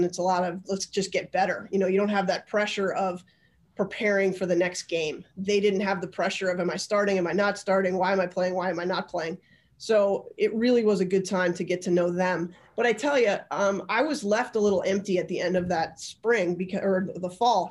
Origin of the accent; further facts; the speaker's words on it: Albany, New York, United States; also born or lived in Long Island; I actually grew up in Albany